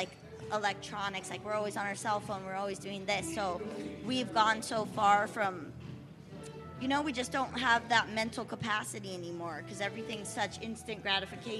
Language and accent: English; Oceanside, California, United States; moved away as an adult; now in Leucadia, United States; No, I'm from Oceanside, born and raised.